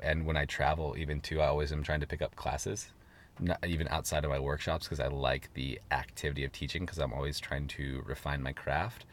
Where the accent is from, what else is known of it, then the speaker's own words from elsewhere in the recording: Seattle, Washington, United States; moved away as an adult; now in Los Angeles, United States; I'm from Seattle. I have a lot of support in Seattle. My family lives there. All my best friends live there